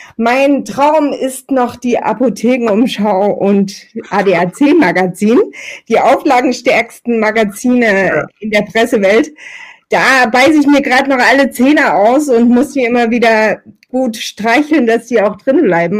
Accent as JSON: {"language": "German", "town": "Meerane", "region": "Saxony", "country": "Germany", "tie": "born or raised there", "said": "Ich bin in Mirane geboren, das liegt quasi in Italien, tatsächlich aber in äh, Sachsen bei Chemnitz und Zwickau. Ich habe dort ähm, ja eine sehr sehr schöne Kindheit verbracht"}